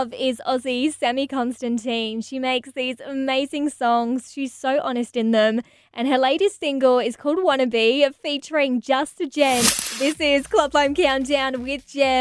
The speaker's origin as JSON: {"language": "English", "region": "England", "country": "United Kingdom", "moved": "yes", "lives_now": "Australia", "said": "I'm from England originally."}